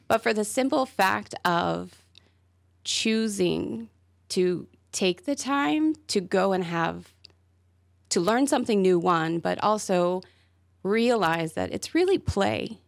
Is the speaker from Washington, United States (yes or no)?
no; Charlotte, North Carolina, United States; moved away as an adult; now in Wilmington, United States; I grew up in Charlotte